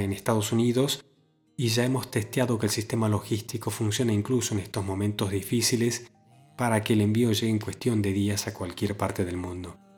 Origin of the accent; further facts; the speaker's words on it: Argentina; en mi ciudad natal, en Argentina